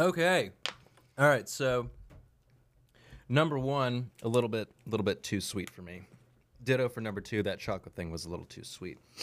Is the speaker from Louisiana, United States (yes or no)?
yes; South Louisiana, United States; accent: coon ass; I'm from South Louisiana. I talk like a coon ass